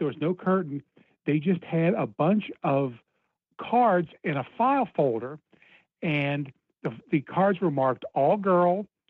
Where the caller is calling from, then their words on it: Cincinnati, Ohio, United States; from Cincinnati.